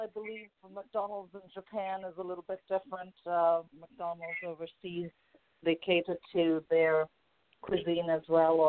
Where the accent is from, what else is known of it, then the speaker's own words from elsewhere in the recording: Hong Kong; also born or lived in California; now in Scottsdale, United States; I was actually raised in Hong Kong, and my father is from Norway. My mother is from Sri Lanka.